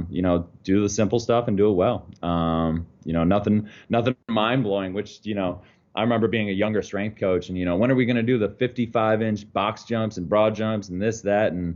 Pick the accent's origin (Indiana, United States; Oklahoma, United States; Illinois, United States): Illinois, United States; Chicago; moved away as an adult; also born or lived in Arizona / Connecticut / Dayton, Ohio; now in Los Angeles, United States; born and raised in Chicago